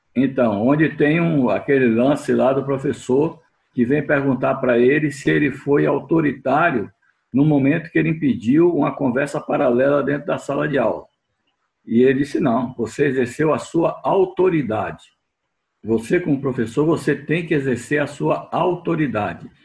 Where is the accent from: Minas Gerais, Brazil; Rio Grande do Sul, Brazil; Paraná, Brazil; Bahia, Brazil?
Bahia, Brazil; como nordestino também, né, porque eu sou baiano